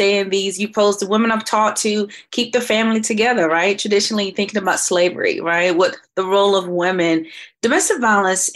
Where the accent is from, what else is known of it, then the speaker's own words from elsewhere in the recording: Kinston, North Carolina, United States; now in Raleigh, United States; Originally from Kinston, North Carolina, to put a 252